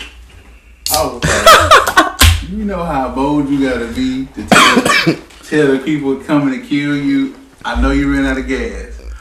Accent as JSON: {"language": "English", "country": "United States", "said": "we're American"}